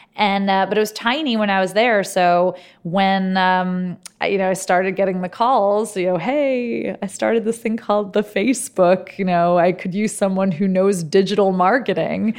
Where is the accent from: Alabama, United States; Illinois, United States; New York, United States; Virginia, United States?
New York, United States; New York City; moved away as an adult; also born or lived in Silicon Valley, California / Harvard (Massachusetts); I grew up in New York. I didn't think that life existed outside of New York City